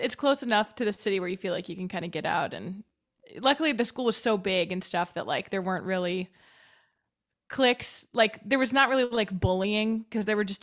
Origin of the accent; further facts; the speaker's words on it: Wilmette, Illinois, United States; moved away as an adult; also born or lived in Boston; now in New York, United States; I'm from a town like a little north of Chicago called Wilmette.